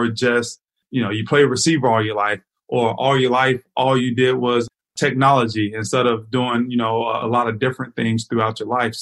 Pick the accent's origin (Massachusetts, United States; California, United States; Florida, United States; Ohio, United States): Florida, United States; me growing up in Florida